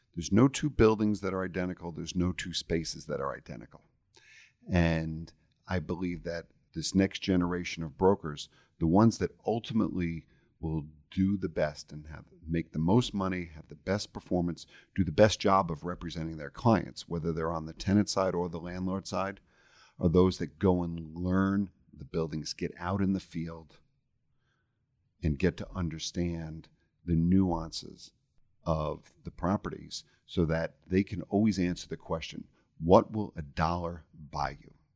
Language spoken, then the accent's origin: English; New York, United States; moved away as an adult; I'm originally from New York